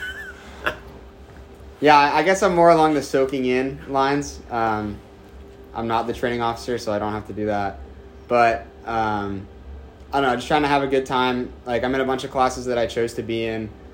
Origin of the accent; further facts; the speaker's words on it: Bel Air, Maryland, United States; moved away as an adult; now in Annapolis, United States; I'm from Bel Air, Maryland. I actually played club at Navy AC uh, since middle school